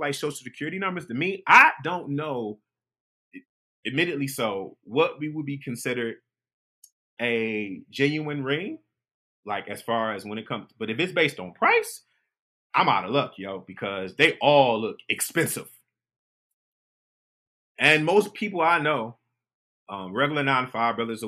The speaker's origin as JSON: {"language": "English", "town": "Detroit", "region": "Michigan", "country": "United States", "tie": "born or raised there", "said": "I grew up in Detroit"}